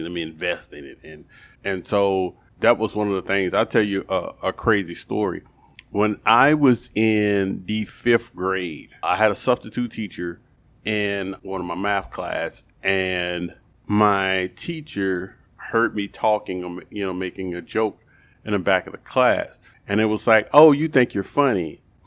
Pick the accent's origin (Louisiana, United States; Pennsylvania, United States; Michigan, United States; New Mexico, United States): Louisiana, United States; New Orleans; I'm born and raised in New Orleans